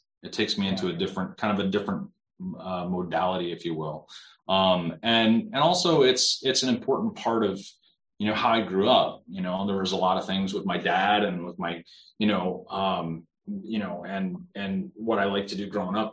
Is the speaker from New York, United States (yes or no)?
no; South Dakota, United States; I grew up in South Dakota